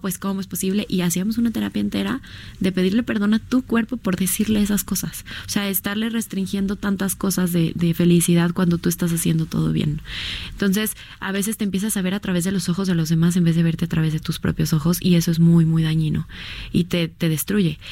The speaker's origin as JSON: {"language": "Spanish", "country": "Mexico"}